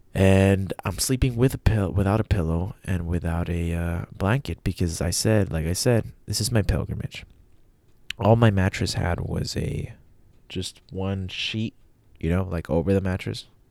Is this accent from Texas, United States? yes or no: yes; El Paso, Texas, United States; El Paso, Texas, which is where I always leave from, my hometown